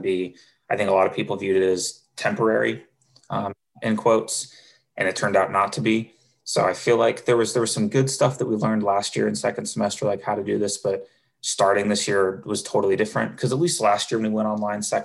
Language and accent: English; Camas, Washington, United States; moved away as an adult; now in Seattle, United States; I grew up in Camas, very similar to Mercer Island, smaller community